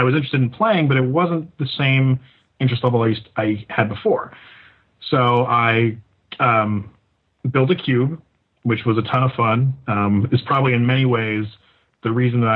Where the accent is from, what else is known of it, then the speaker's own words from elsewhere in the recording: Santa Cruz, California, United States; I'm from Santa Cruz.